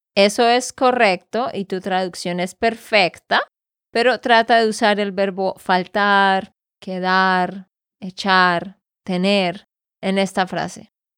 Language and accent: Spanish; Santander, Colombia; de Santander, Colombia